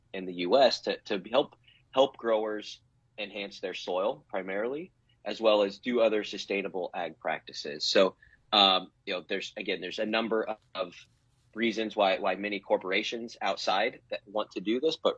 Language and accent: English; Nebraska, United States; born and raised in Nebraska, never left